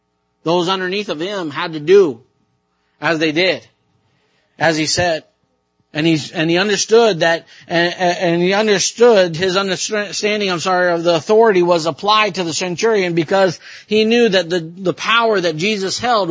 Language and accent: English; Japan; sometimes I believe that I had some kind of haughty thoughts like that as, you know, I grew up in Japan. I know how to speak the language.